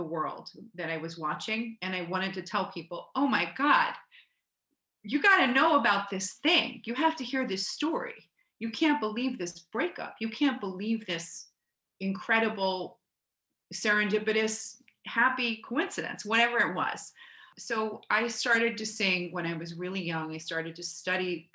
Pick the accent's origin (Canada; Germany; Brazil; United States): United States; Cherry Hill, New Jersey; also born or lived in Philadelphia, Pennsylvania; I grew up in Cherry Hill, New Jersey, which is a few miles outside of Philadelphia, where my parents were born and raised. I was born in Philadelphia